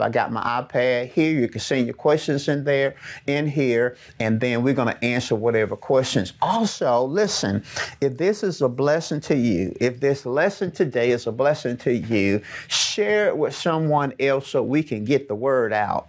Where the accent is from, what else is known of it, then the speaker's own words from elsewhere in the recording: Birmingham, Alabama, United States; accent: Southern; I'm from Birmingham, Alabama